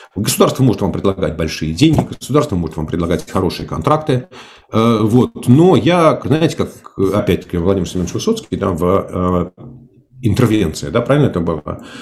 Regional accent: Moscow, Russia; accent: Moscow; говорю, естественно, только на русском со своим московским говором, диалектом, акцентом

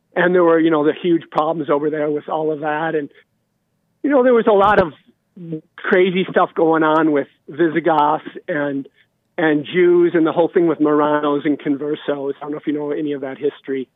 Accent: Montana, United States; I'm from Montana

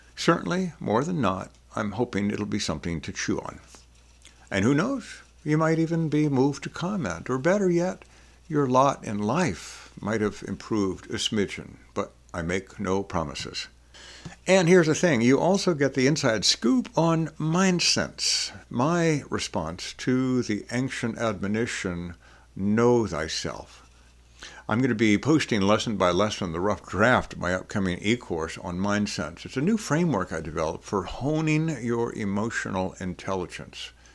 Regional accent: New Orleans, Louisiana, United States; I grew up in New Orleans

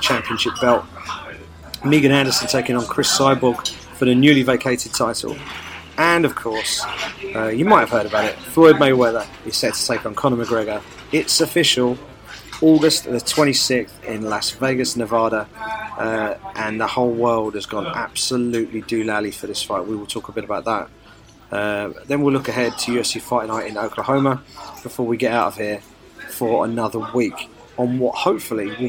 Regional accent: South East England, United Kingdom; I'm a British mixed martial arts journalist from here in the southeast of England

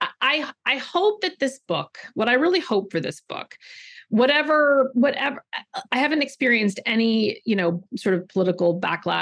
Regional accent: California, United States; I grew up in California and I went to Berkeley

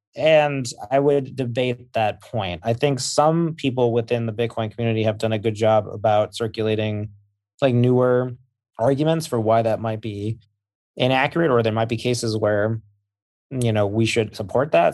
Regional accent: Massachusetts, United States; I am from, I am from Massachusetts

